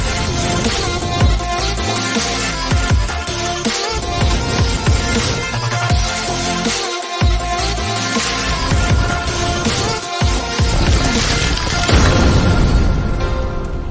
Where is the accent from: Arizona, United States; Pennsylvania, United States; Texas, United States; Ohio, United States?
Ohio, United States; also born or lived in Marion, Ohio; I'm from Ohio